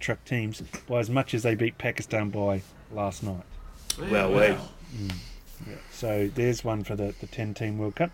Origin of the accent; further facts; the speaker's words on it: Australia; just being Australian